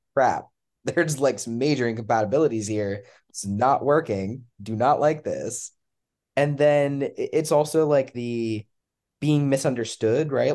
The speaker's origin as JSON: {"language": "English", "region": "Pennsylvania", "country": "United States", "moved": "yes", "lives_now": "North Carolina, United States", "said": "I'm from Pennsylvania originally"}